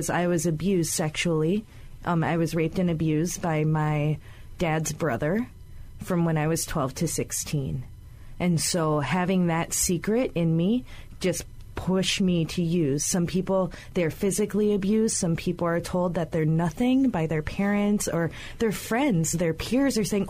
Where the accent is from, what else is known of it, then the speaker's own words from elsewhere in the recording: Hawaii, United States; as Hawaiian women